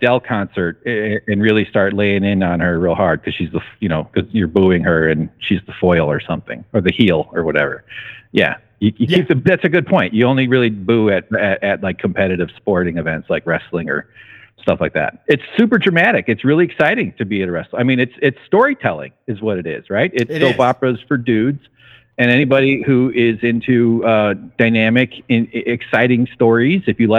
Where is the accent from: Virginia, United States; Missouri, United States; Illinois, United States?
Illinois, United States; outside Chicago; I grew up outside Chicago. I lived in Chicago for 10 years after college.